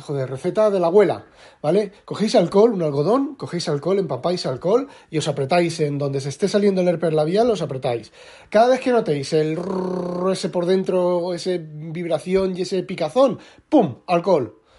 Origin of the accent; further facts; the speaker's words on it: Spain; moved away as an adult; now in Netherlands; yo soy español, español, español, español, pero llevo ocho años, siete años viviendo en Holanda